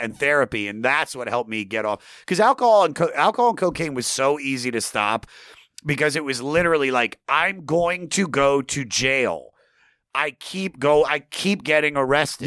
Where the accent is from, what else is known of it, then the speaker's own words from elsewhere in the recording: Germantown, Maryland, United States; I'm from the Washington D.C. area, Maryland, uh, about 20 minutes north of D.C. in a little town. Well, it's not little, uh, Germantown, Maryland